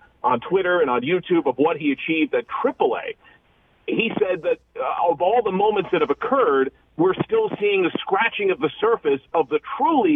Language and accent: English; greater New York, New Jersey, United States; I was a senior in the class of 96 growing up in New Jersey from greater New York